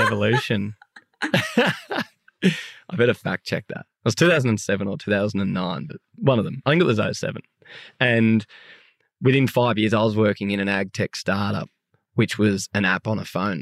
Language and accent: English; Sydney, New South Wales, Australia; I'm from Sydney